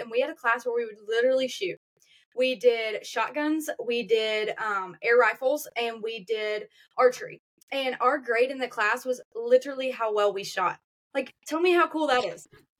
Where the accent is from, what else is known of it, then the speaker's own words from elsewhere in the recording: Auburn, United States; I'm from Auburn. This is what I do.